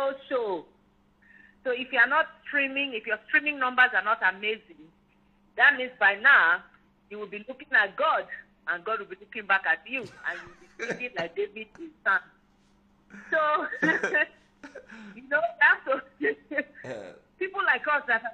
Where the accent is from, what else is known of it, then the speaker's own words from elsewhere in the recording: Warri, Delta, Nigeria; also born or lived in Rivers State; my hometown in Warri.